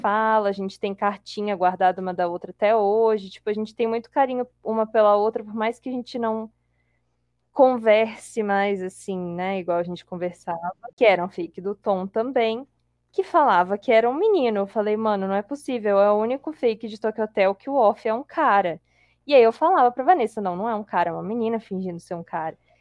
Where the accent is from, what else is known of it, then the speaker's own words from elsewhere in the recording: Colatina, Espírito Santo, Brazil; moved away; eu sou de Colatina